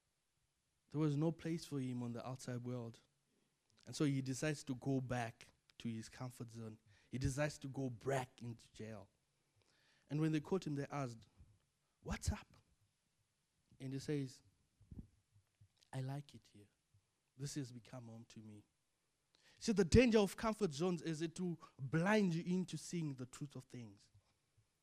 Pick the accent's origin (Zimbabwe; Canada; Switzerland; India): Zimbabwe; moved away as an adult; Zimbabwe is home for me. I'm born and bred in Zimbabwe. I have family there. I went to school there.